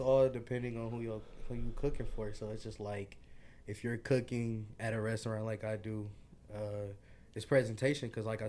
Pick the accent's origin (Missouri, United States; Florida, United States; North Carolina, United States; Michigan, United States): Michigan, United States; Detroit; I'm from Detroit.